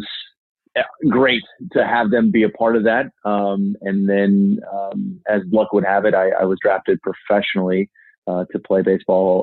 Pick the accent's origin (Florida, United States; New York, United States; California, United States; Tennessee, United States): California, United States; Southern; moved away as an adult; now in Austin, United States; I grew up in Southern California